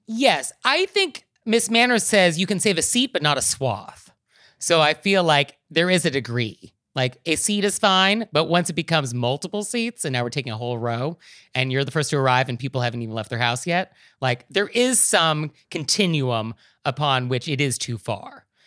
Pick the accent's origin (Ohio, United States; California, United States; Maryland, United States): California, United States; I'm a Californian.